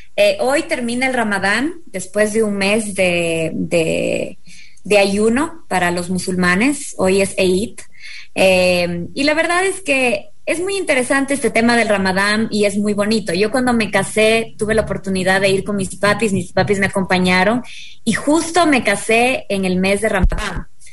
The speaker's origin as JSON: {"language": "Spanish", "country": "Ecuador", "said": "nosotros los ecuatorianos"}